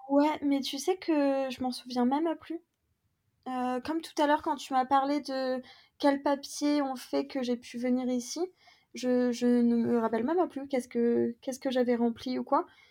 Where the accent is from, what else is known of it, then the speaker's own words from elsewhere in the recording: France; moved away as an adult; now in London, United Kingdom; si on est des Français en France